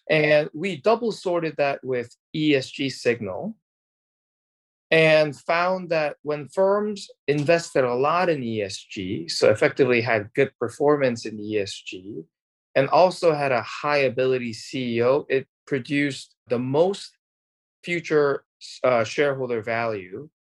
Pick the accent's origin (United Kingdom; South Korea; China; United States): South Korea; moved away; I'm originally from Korea